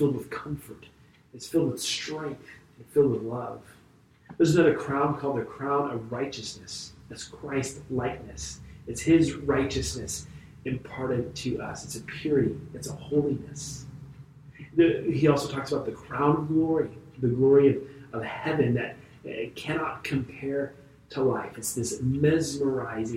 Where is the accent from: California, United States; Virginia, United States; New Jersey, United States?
California, United States; Vacaville; the Moose Lodge where I grew up in Vacaville